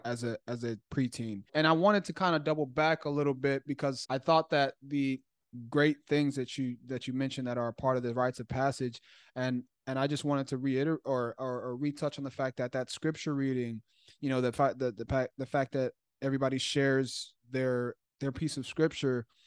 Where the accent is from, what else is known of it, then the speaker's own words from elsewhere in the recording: Chicago, Illinois, United States; I grew up in Chicago